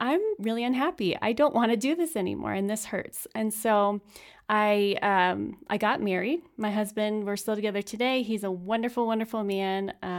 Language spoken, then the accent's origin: English; California, United States; In California.